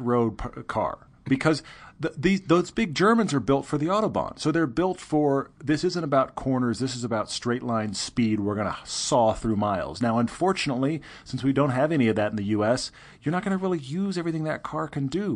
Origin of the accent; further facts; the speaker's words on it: Houston, Texas, United States; I grew up in Houston, land of the straight roads.